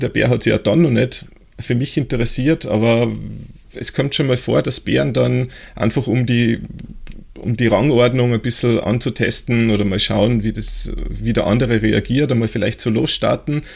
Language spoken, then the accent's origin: German; Austria; bei uns, äh, in Österreich